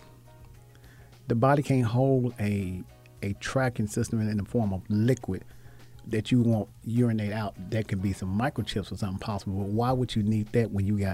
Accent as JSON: {"language": "English", "town": "Grenada", "region": "Mississippi", "country": "United States", "tie": "born or raised there", "moved": "yes", "said": "back home in my hometown in Grenada, we don't have the best hospital."}